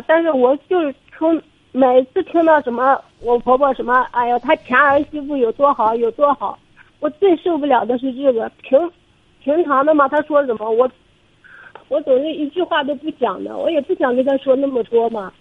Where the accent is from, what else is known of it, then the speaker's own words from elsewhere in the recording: Suzhou, Jiangsu, China; 我是江苏苏州这里